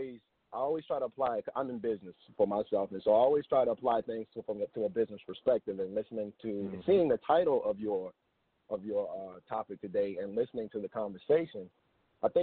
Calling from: Dallas, Texas, United States; Hey, good morning, Montoya. … I'm calling from Dallas, Texas.

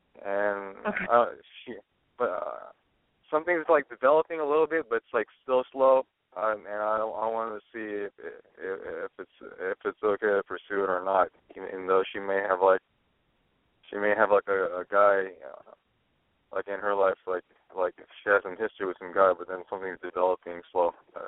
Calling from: Oakland, San Francisco area, California, United States; I'm in my 30s. I'm calling from like the Oakland, San Francisco area.

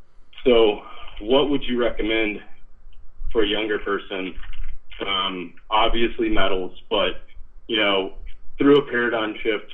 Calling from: Tulsa, Oklahoma, United States; It's … from Tulsa.

